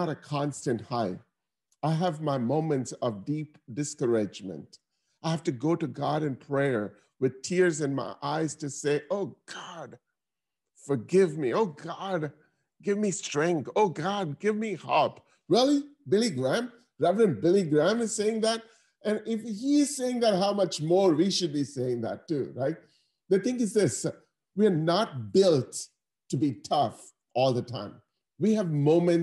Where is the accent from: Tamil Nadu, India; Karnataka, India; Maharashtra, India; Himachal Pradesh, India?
Tamil Nadu, India; Chennai; now in United States; I was able to grow up from that country to come here to become a senior vice president at Bank of America